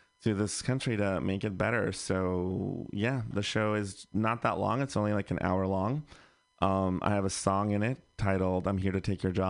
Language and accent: English; Bay Area, California, United States; I grew up in the Bay Area, so mm-hmm. I was pretty lucky to live in a liberal bubble-ish.